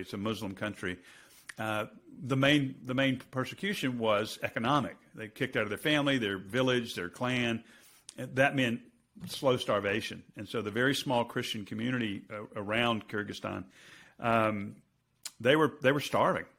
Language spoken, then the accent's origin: English; United States; I'm going to speak as an American